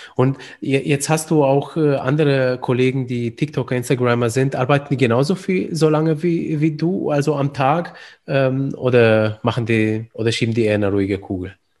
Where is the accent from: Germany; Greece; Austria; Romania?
Romania; moved away; ich komme ursprünglich aus Rumänien